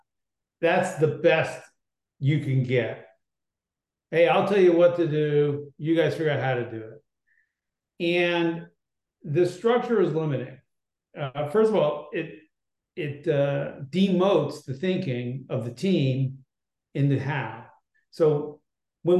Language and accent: English; Berkeley, California, United States; I was born in Berkeley, California